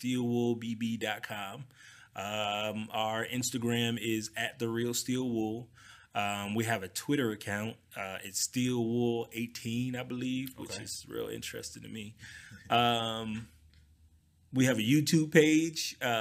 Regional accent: California, United States; I'm from Cali.

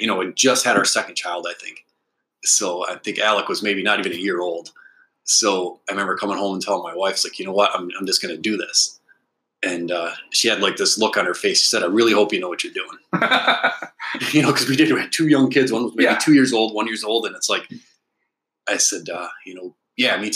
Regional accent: Alpena, Michigan, United States; I was born in Alpena, so I'm definitely a native. I went to Alpena High School

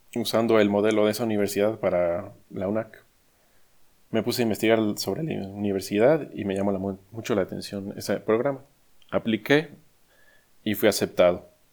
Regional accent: Mexico; moved away as an adult; also born or lived in United States; decidí regresar a mi México, Ahora trabajo en una empresa aeronáutica en mi ciudad natal

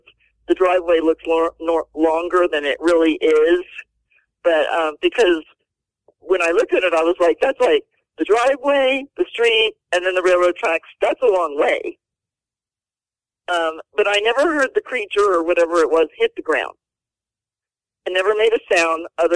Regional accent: Houston, Texas, United States; also born or lived in Lufkin, Texas; I grew up in Houston. I was a rodeo cowgirl

